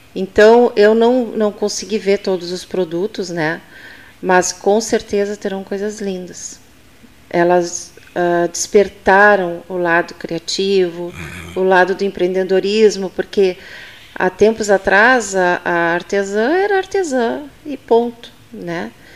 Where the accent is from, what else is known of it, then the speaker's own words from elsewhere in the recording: Pelotas, Rio Grande do Sul, Brazil; also born or lived in Taquara; Eu não nasci em Pelotas, mas me considero filha de Pelotas, porque eu vim para cá com dois anos de idade